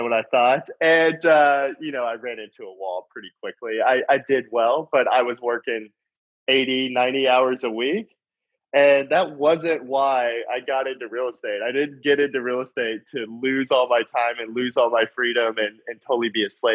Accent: North Texas, United States; I grew up in a small town in North Texas

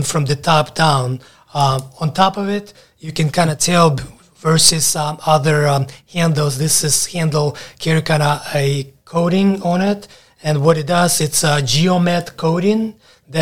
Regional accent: Ukraine; moved away as an adult; also born or lived in Alabama; now in United States; I moved from Ukraine when I was 18, straight to Alabama

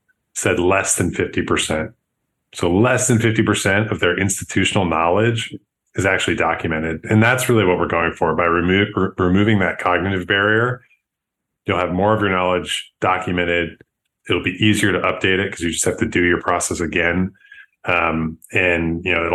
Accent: Buffalo, New York, United States; also born or lived in San Francisco; now in Chicago, United States; I'm from Buffalo, New York originally.

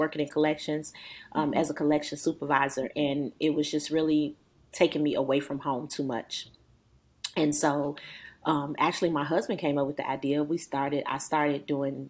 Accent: Chicago, Illinois, United States; moved away as an adult; now in Powder Springs, United States; I'm actually from Chicago

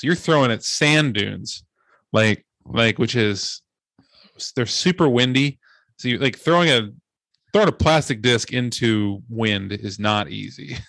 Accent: Ohio, United States; moved away; I'm from Ohio

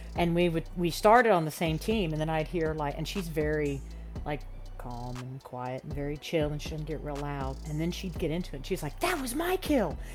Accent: Gainesville, Florida, United States; I was actually born and raised in Florida

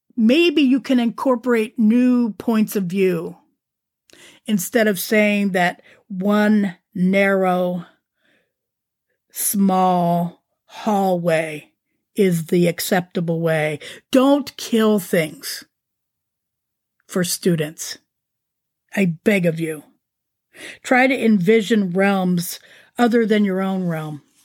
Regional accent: Canfield, Ohio, United States; moved away; also born or lived in San Diego, California; my hometown's Canfield Fair

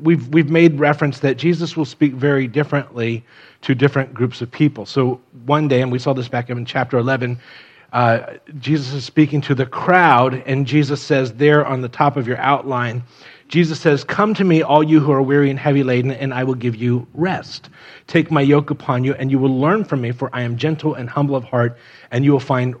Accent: Miami, Florida, United States; moved away; I grew up in Miami

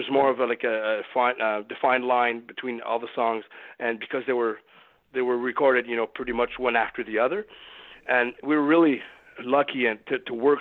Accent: Beloeil, Quebec, Canada; opened up a recording studio on the south shore of Montreal here called Saint-Mathieu-de-Belleuil, which is my hometown

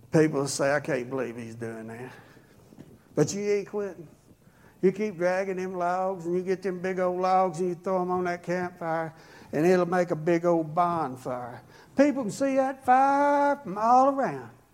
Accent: rural Oklahoma, United States; also born or lived in Yukon, Oklahoma; I was raised way back in the woods in very rural Oklahoma where front teeth were optional.

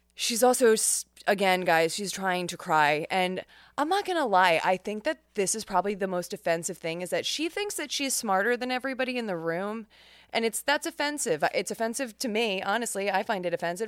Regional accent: New York, United States; New York, my home state

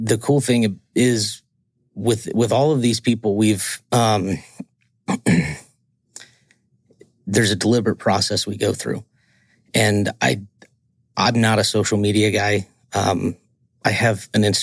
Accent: Georgia, United States; I grew up in the South. I'm from Georgia

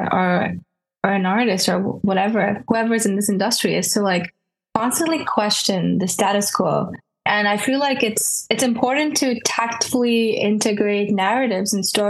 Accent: Kuwait; moved away; also born or lived in Kerala, India; I'm a designer born and raised in the Middle East, Kuwait to be specific, and originally from Kerala, India.

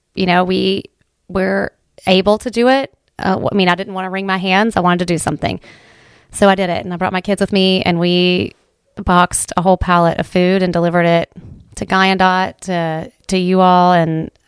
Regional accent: Ohio, United States; Well, you know, I grew up here in Southern Ohio in Appalachia, and I never really appreciated what Appalachia and what Appalachian people were about until I went away.

